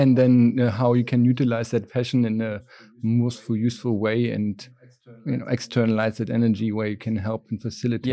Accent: just south of Berlin, Brandenburg, Germany; moved away; I grew up, uh, just south of Berlin and, um, in a small town

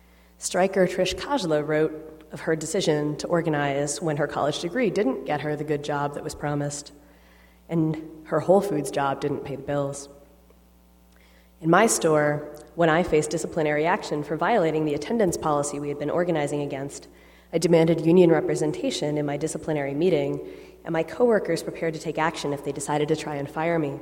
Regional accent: New York City, New York, United States; my hometown of New York City.

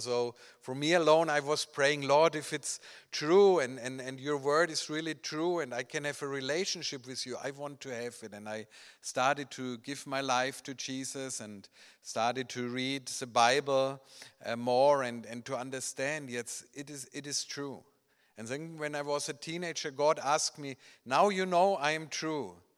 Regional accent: Germany; English is a second language; I grew up in Germany

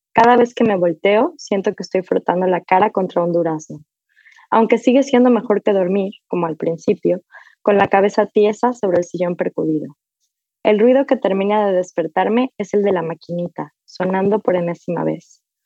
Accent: Mexico; moved away as an adult; now in New York, United States; Hace casi una década que me fui de, de México, pero, pero pues hoy soy mexicana, crecí en México

